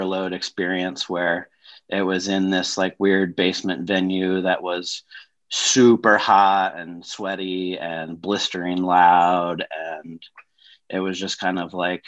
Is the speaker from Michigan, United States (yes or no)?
no; Denver, Colorado, United States; also born or lived in Washington, D.C.; I'm from Denver, Colorado.